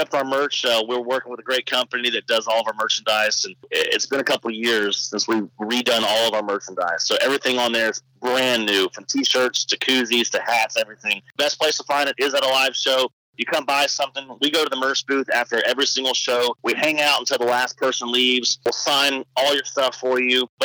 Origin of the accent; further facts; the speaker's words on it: Neches, Texas, United States; moved away; my hometown in Natchez, Texas